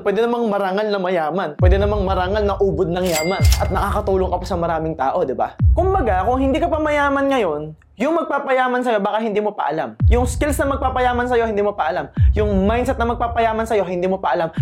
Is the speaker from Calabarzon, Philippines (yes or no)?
yes; Laguna, Calabarzon, Philippines; taga Laguna ako